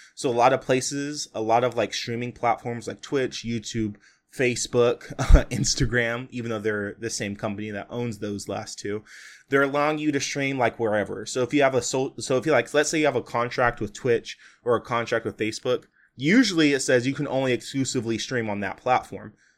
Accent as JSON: {"language": "English", "region": "California", "country": "United States", "tie": "born or raised there", "said": "I'm born and raised in California, I'm recording this podcast in California"}